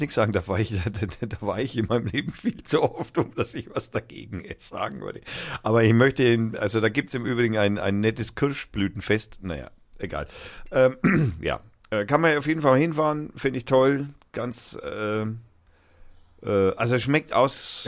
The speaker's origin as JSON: {"language": "German", "area": "Franconia", "region": "Bavaria", "country": "Germany", "said": "Ich bin aus Franken"}